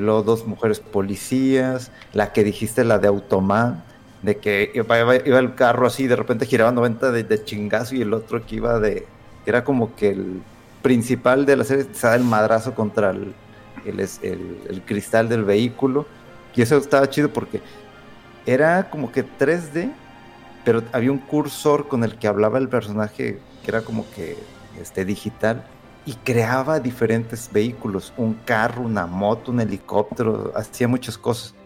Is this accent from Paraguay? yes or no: no; Aguascalientes, Mexico; moved away; cuando estaba de chamaco y antes vivía en Aguascalientes